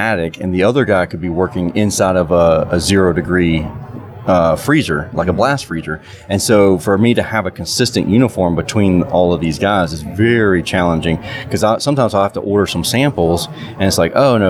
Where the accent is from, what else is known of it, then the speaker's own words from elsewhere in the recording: South Georgia, United States; we're South Georgia, so you had to wear Georgia boots and a Carhartt jacket. I mean, that was kind of our uniform for high school